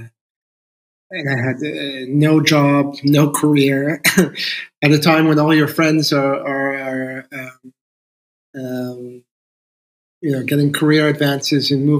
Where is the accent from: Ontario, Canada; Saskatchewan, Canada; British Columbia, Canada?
Ontario, Canada; Toronto; moved away as an adult; also born or lived in London; now in Netherlands; I grew up in Toronto, Canada, and I found Toronto to be really boring at the time